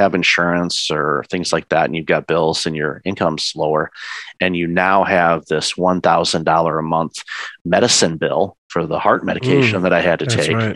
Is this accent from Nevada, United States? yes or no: no; Detroit, Michigan, United States; moved away as an adult; also born or lived in Windsor, Ontario, Canada; now in Canada; I'm originally from the Detroit area. I immigrated to Canada with my former wife in 2004